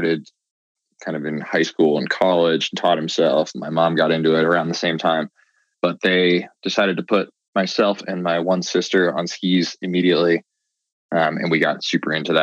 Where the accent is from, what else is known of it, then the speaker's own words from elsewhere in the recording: Andover, Massachusetts, United States; moved away as an adult; also born or lived in Breckenridge, Colorado; now in Salt Lake City, United States; I'm from Massachusetts, a suburb of Boston called Andover, and I'm currently living in Salt Lake City, Utah